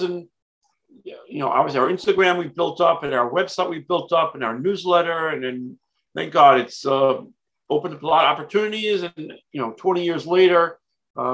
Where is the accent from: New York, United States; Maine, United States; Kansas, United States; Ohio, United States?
New York, United States; New York City; born in Brooklyn, New York